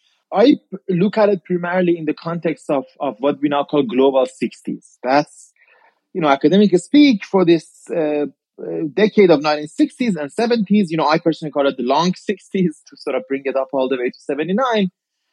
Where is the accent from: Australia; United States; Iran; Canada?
Iran; moved away; I'm from Iran originally, born and bred in Iran.